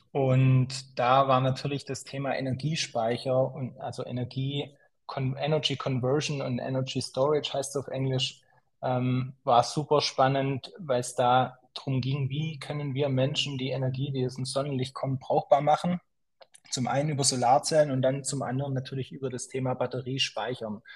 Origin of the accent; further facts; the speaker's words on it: Schwäbisch Gmünd, Baden-Württemberg, Germany; also born or lived in Zurich, Switzerland / San Francisco, United States; ursprünglich komme ich aus Schwäbisch Gmünd, kleines, kleines Städtchen hier im, im Süden von Deutschland bin hier aufgewachsen, ähm, bin dann nach dem Abitur, hat es mich ein bisschen in die große weite Welt hinausgezogen. Ich bin dann zum Studium in die Schweiz